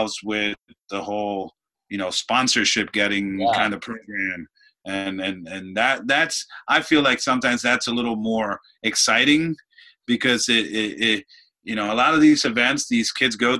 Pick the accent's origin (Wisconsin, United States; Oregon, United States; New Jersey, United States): New Jersey, United States; Clifton; moved away; also born or lived in Dominican Republic; I grew up in Clifton, New Jersey